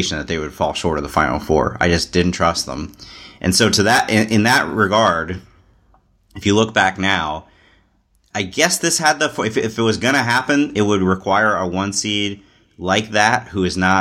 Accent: Cincinnati, Ohio, United States; I grew up in Cincinnati, big Xavier fan, but also would root for UC

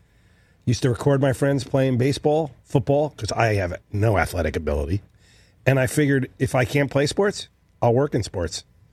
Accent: New Jersey, United States; I grew up in North Jersey

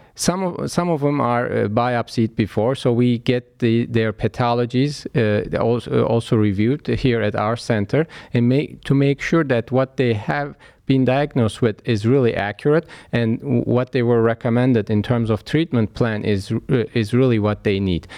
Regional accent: Istanbul, Turkey; moved away as an adult; now in Cleveland, United States; I was born in Istanbul, Turkey, and, uh, raised there

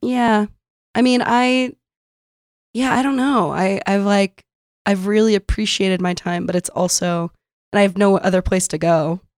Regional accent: San Diego, California, United States; moved away as an adult; also born or lived in Brooklyn, New York; now in New York, United States; I grew up in San Diego

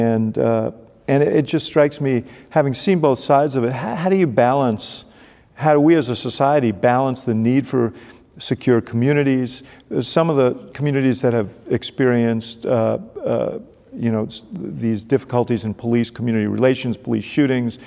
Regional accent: New York, United States; I grew up in New York as well

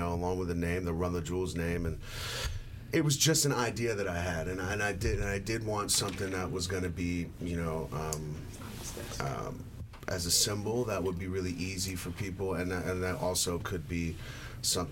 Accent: New York, United States; as a New Yorker

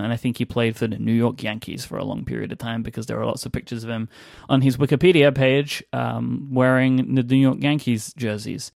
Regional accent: England, United Kingdom; accent: British; being an English person

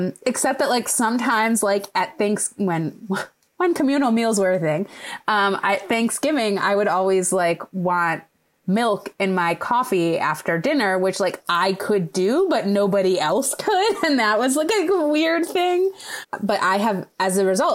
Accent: Midwest, United States; I grew up in the Midwest

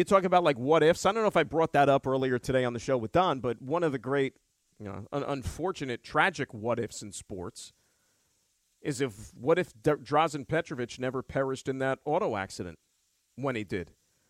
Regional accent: New Jersey, United States; somebody born, raised, still lives in New Jersey.

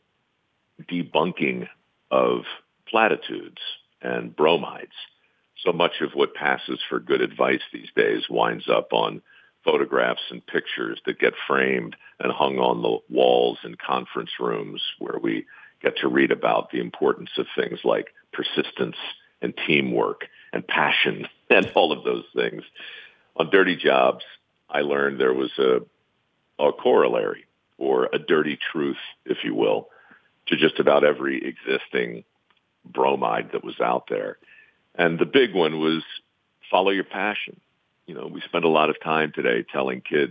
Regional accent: Baltimore, Maryland, United States; born or raised there

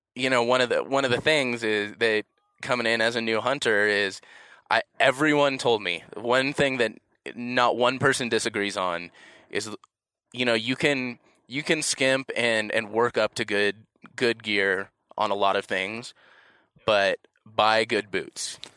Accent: Los Angeles, California, United States; I'm from Los Angeles

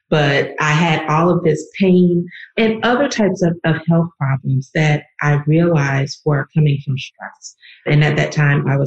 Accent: the South, United States; I am a African-American woman born and raised in the South

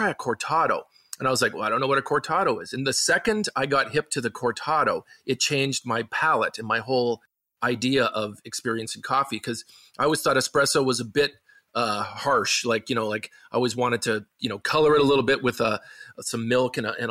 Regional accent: Canada; growing up where I'm from in small town Canada

